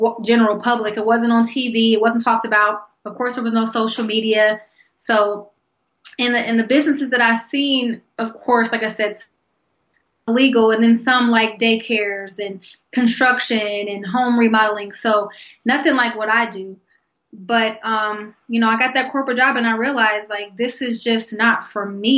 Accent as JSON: {"language": "English", "town": "Columbus", "region": "Ohio", "country": "United States", "tie": "born or raised there", "said": "born and raised in Columbus, Ohio, and actually that's where I live now."}